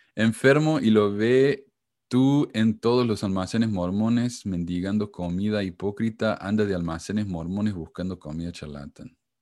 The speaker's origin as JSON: {"language": "Spanish", "country": "Argentina", "said": "somos todos, todos exactamente iguales los argentinos"}